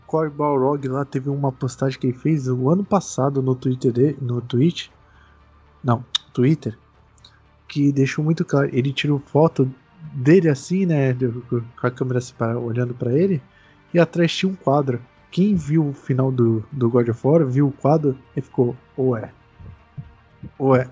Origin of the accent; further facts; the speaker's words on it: Brazil; Sou brasileiro